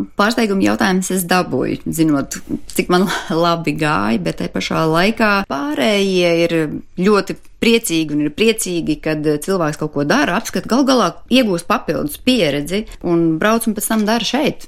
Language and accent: Latvian; Latvia; Es personīgi atgriezos atpakaļ uz vietu bez darba, bez kaut kādām garantijām